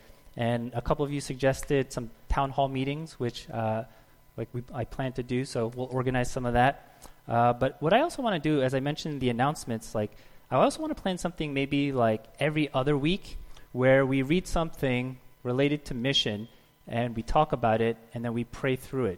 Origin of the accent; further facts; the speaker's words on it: New Jersey, United States; I'm from New Jersey.